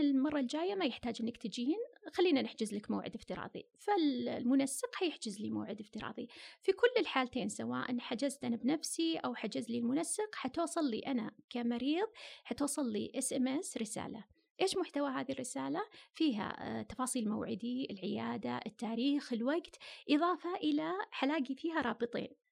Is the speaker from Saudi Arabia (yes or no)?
yes; Saudi Arabia; عندنا في السعودية